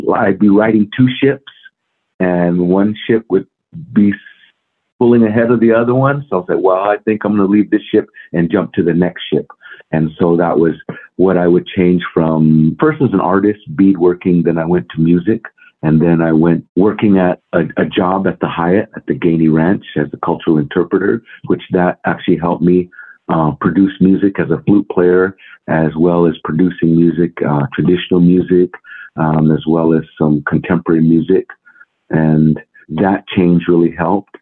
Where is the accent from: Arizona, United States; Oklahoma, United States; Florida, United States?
Arizona, United States; Hopi Nation, northeast; I grew up on the Hopi Nation, uh, northeast Arizona, about uh, 70 miles north of Winslow